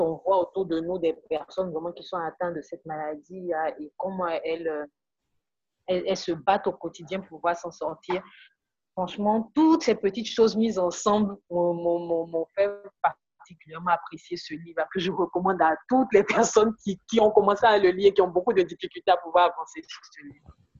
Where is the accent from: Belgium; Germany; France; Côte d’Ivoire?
Côte d’Ivoire; en tant qu'ivoirien